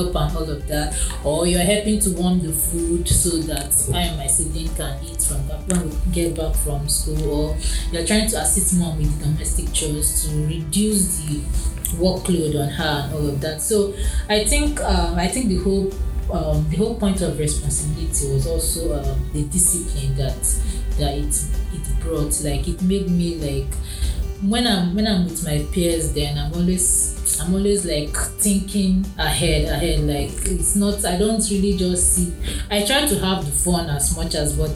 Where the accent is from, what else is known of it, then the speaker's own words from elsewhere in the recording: Kaduna, Kaduna State, Nigeria; also born or lived in Gonin Gora, Kaduna State / Funtua, Katsina State; I grew up in Kakuri in Kaduna.